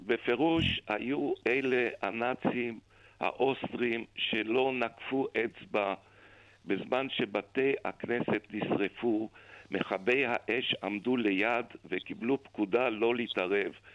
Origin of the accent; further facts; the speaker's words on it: Vienna, Austria; now in Israel; אני נולדתי בווינה